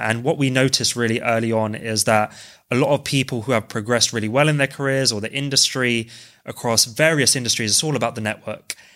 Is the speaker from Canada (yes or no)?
no; London, United Kingdom; I'm originally from West London